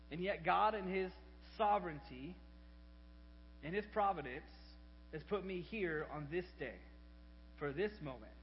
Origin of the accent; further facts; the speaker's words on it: Arlington, Texas, United States; born there; 33 years ago, I was born in Arlington, Texas, right off of I 20.